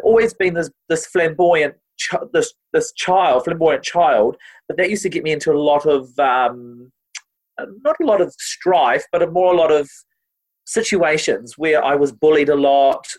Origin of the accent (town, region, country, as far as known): New Zealand